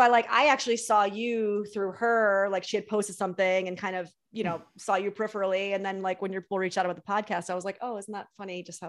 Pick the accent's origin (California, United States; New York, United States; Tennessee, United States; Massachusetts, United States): New York, United States; moved away; I'm also a New Yorker